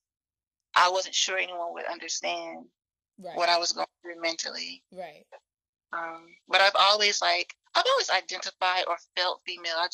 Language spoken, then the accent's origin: English; the South, United States; growing up in the South